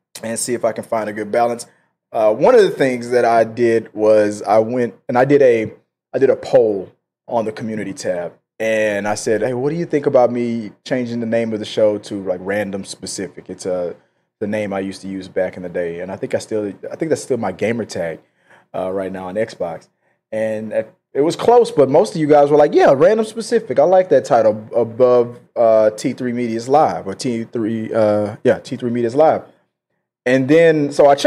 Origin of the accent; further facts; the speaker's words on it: Houston, Texas, United States; my hometown of Houston, Texas